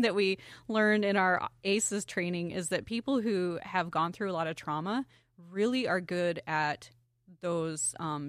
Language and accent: English; Glendale, Wyoming, United States; also born or lived in Montana; I was born in Montana. I went most of my school years in Wyoming, various places in Wyoming, but a majority of, like, high school was in Glendale, which is a tiny little town, about 200 people now.